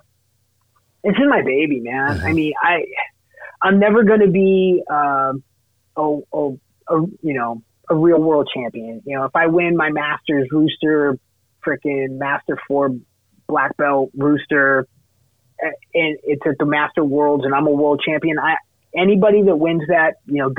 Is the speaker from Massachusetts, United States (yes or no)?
yes; Massachusetts, United States; I'm a masshole, I grew up in Massachusetts